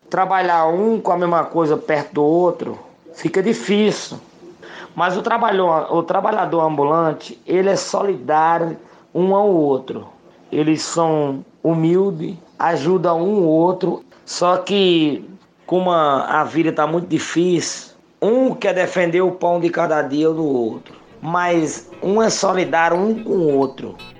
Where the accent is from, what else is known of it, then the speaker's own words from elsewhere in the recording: Paraíba, Brazil; now in São Paulo, Brazil; eu sou do estado da Paraíba, resido aqui em São Paulo